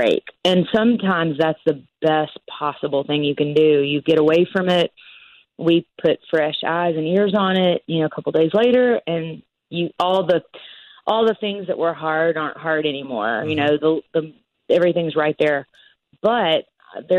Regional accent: West Tennessee, United States; I grew up in West Tennessee

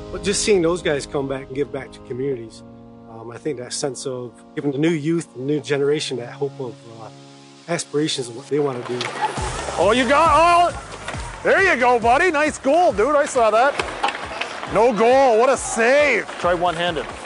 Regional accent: New York, United States; I'm from the Seneca Nation of Indians.

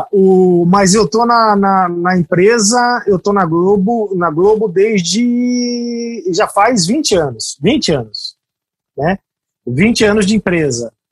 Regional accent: Itapira, São Paulo, Brazil; Sou, sou de Itapira, interior de São Paulo, e comecei trabalhando no rádio em Mojimirim, que é uma cidade do lado de Itapira, no, no interior de São Paulo.

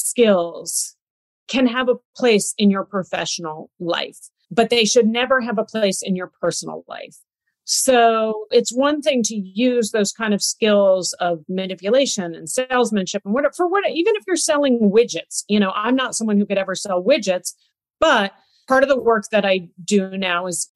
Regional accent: United States; as an American, you know, as an American representative in that country

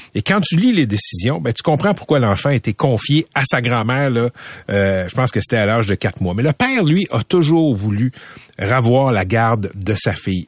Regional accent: Laval, Quebec, Canada; j'ai grandi à Laval

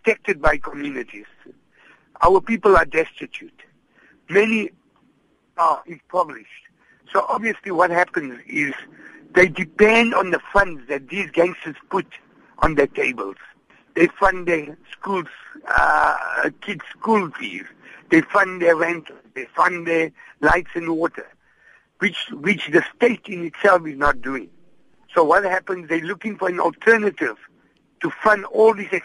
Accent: Gauteng, South Africa; now in Cape Town, South Africa; I come from Gauteng, and I know in the Gauteng area, practically every town has an indoor facility

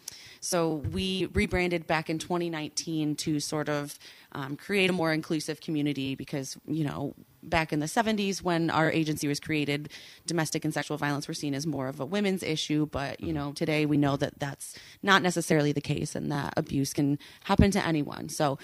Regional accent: Holland, Michigan, United States; Well, this morning I drove here in my car. I am from Holland.

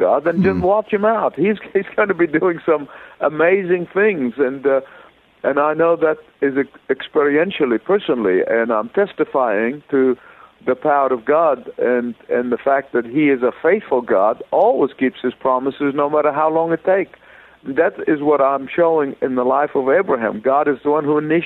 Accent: Egypt; moved away as an adult; also born or lived in Beirut, Lebanon / Sydney, Australia / California; now in Atlanta, United States; I was born in Egypt

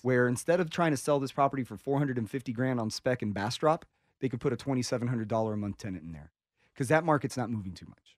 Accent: Miami, Florida, United States; I'm from Miami

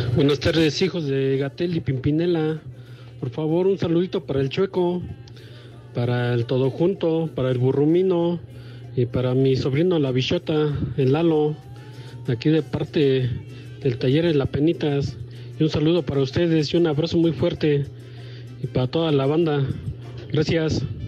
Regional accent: Monterrey, Nuevo León, Mexico; now in Villahermosa, Mexico; Y acá en Villahermosa, bueno, soy de Monterrey, pero acá en Villahermosa

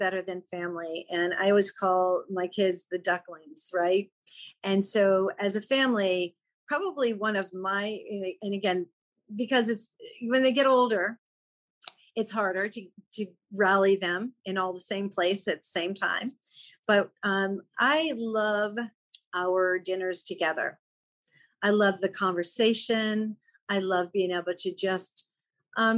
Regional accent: East Coast, United States; moved away; also born or lived in Chicago; growing up on the East Coast and having a home in Maine, that was where we spent our summer.

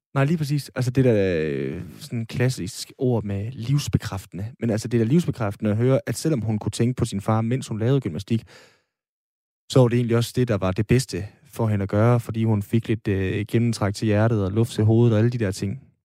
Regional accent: Aalborg, North Denmark Region, Denmark; nu er jeg jo fra Aalborg

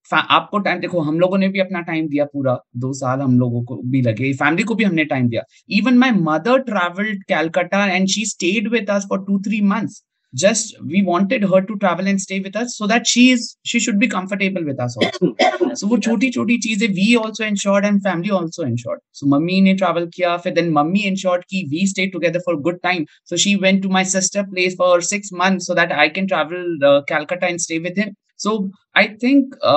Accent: Delhi, India; मैं तो दिल्ली वाला हूँ

